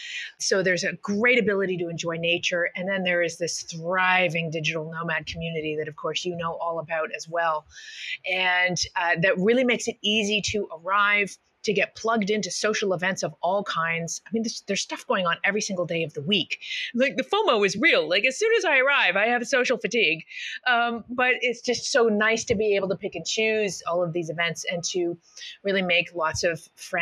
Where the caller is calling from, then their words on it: Madeira, Portugal; And I am hailing from Madeira right now, where you were recently